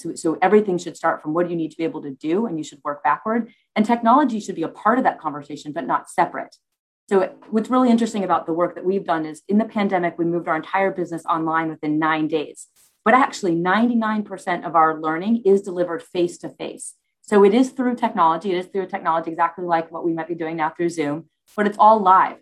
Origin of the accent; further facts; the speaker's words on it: United States; moved away as an adult; now in United Kingdom; I was born in the US